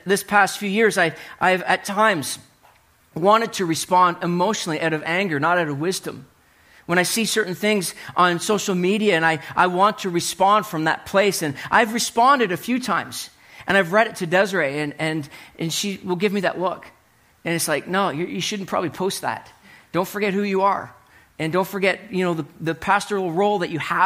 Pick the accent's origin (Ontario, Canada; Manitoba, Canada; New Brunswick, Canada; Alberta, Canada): New Brunswick, Canada; Hartland; I was living in New Brunswick, growing up in New Brunswick, and my buddies and I were driving from Heartland, New Brunswick to Woodstock. If you know where the longest covered bridge in the world is, that's where I grew up